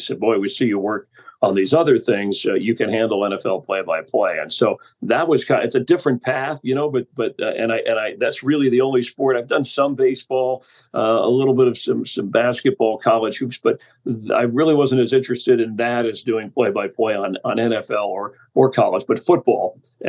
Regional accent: Florida, United States; I'm originally from Florida

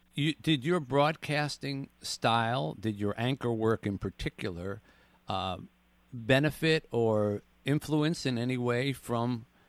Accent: Philadelphia, Pennsylvania, United States; moved away; I grew up in Philadelphia

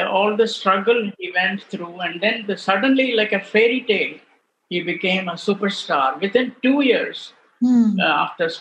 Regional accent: Bangalore, Karnataka, India; also born or lived in Tamil Nadu; now in Delhi, India; I am from Bangalore and I can speak Kannada very well.

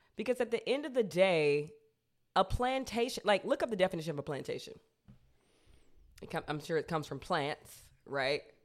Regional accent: United States; I'm an American

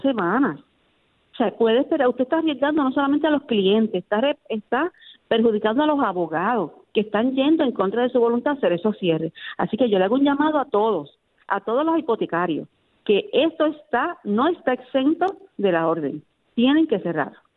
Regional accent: Puerto Rico; nuestro Puerto Rico

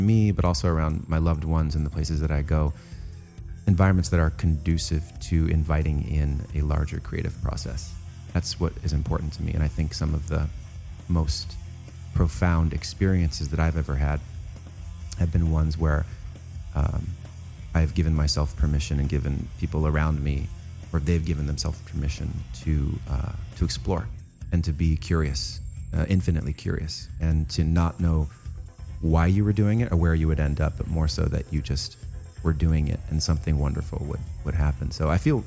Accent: Santa Monica Mountains, California, United States; I grew up in the Santa Monica Mountains

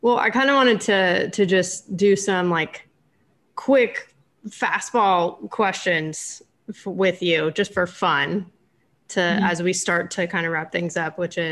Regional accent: California, United States; I'm from California

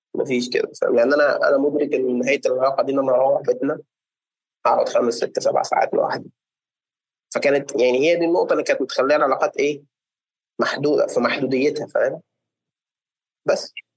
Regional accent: Egypt; عندنا في مصر

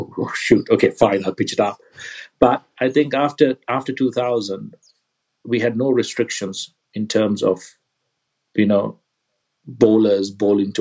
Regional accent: Kandy, Central Province, Sri Lanka; I grew up in Kandy, where the weather's quite damp and rained a lot.

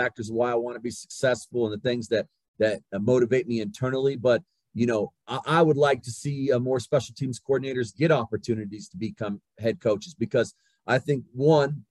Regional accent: Southwest New Mexico, United States; moved away as an adult; I grew up in Southwest New Mexico. You know, We had a town, a small town of 1,200 people

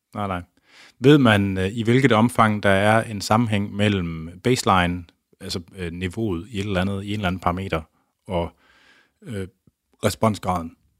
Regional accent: Skjern, Central Denmark Region, Denmark; also born or lived in Tarm; jeg er jo fra øh, Skjern, Tarm, eller jeg, gik, jeg voksede op uden for Skjern og gået på gymnasiet i Tarm.

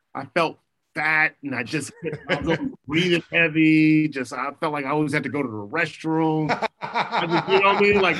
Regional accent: Los Angeles, California, United States; I'm from Crenshaw, I'm from Crenshaw, I went to Crenshaw

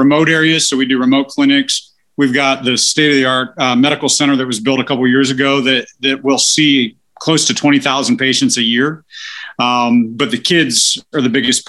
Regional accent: Maryland, United States; now in Cincinnati, United States; I grew up in Maryland

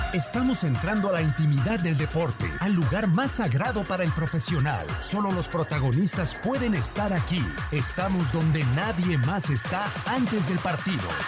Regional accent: Mexico; a mí como mexicano

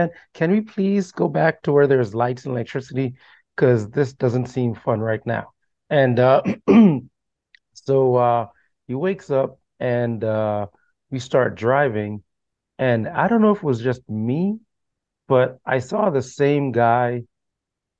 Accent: Bahamas; also born or lived in Jamaica; now in Florida, United States; I was born in the Bahamas, but I would visit Jamaica every summer

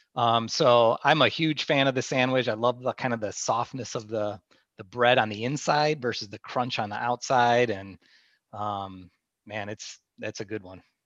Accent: Midwest, United States; growing up in the Midwest

